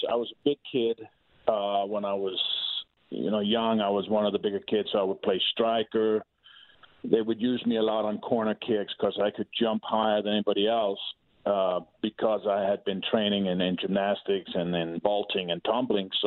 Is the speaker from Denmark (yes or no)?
yes; Denmark; English is a second language; so being being in a small country the size of Maryland, with about five and a half million people